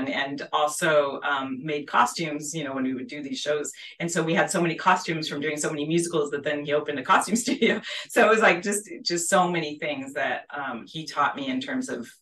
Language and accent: English; San Diego, California, United States; moved away as an adult; also born or lived in Los Angeles; I grew up in San Diego